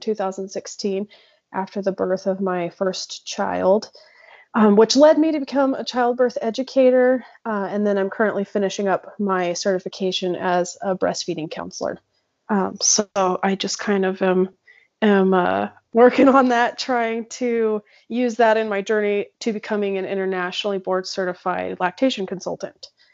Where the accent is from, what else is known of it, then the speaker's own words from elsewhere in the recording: Gila Valley, Arizona, United States; moved away; also born or lived in Texas; I'm from the Gila Valley, but uh, I spent a lot of time in Texas, um, probably about 10 years